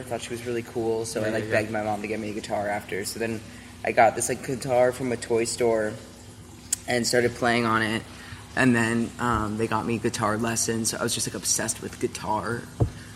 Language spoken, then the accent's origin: English; West Side, California, United States; I grew up on the West Side